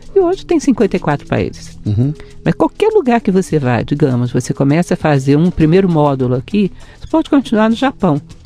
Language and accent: Portuguese; Brasília, Federal District, Brazil; also born or lived in Rio de Janeiro; Eu nasci no Rio de Janeiro, sou uma carioca meio brasiliense já. Cheguei aos 9 anos de idade em Brasília